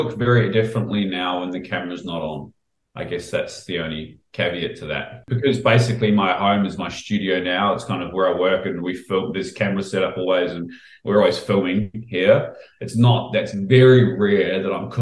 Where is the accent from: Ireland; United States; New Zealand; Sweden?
New Zealand; moved away as an adult; now in Australia; when I grew up in New Zealand